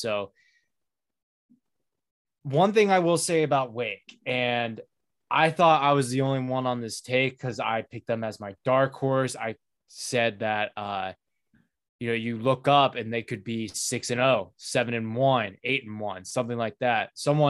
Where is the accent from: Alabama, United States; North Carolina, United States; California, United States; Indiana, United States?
North Carolina, United States; Winston-Salem; moved away; very excited to be back in my hometown